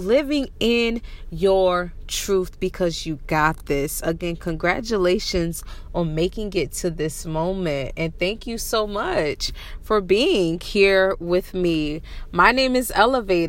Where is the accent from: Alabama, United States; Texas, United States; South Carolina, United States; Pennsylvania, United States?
South Carolina, United States; Varnville; also born or lived in Washington State; now in Washington, United States; I'm originally from South Carolina. I love it so much. I'm from Varonville, y'all. I am from the Low Country in South Carolina